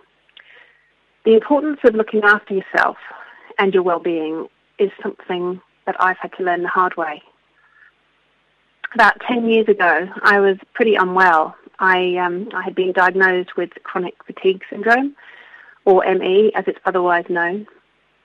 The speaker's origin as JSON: {"language": "English", "region": "London", "country": "United Kingdom", "moved": "yes", "lives_now": "Queenstown, New Zealand", "said": "I'm originally from London, but have been living in this beautiful part of the world for over 20 years now, so I do consider myself a Kiwi"}